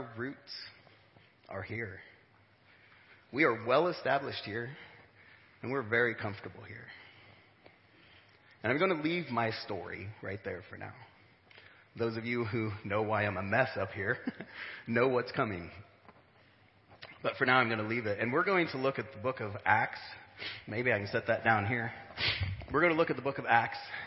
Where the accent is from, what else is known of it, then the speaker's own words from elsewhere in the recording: Smithfield, Illinois, United States; also born or lived in St. Louis, Missouri; I grew up around here, from the great metropolitan area of Smithfield